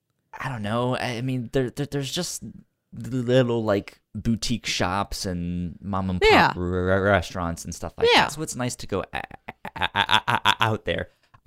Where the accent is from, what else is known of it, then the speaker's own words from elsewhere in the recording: Virginia, United States; So I grew up in Northern Virginia.